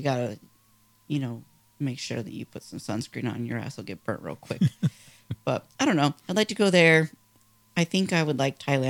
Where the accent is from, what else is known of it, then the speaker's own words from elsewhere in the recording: San Diego, California, United States; now in Phoenix, United States; I grew up in San Diego.